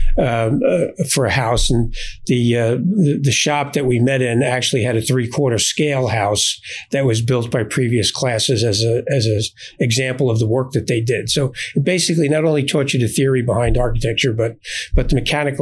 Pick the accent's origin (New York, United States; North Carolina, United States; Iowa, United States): New York, United States; New York City; Born and raised in Brooklyn, New York, went to a Catholic elementary school